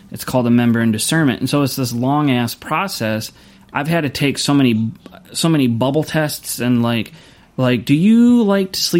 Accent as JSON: {"language": "English", "town": "Louisville", "region": "Kentucky", "country": "United States", "tie": "born or raised there", "also_born_or_lived": "Kansas", "moved": "yes", "said": "I'm actually from Kentucky. I was born and raised right outside of Louisville."}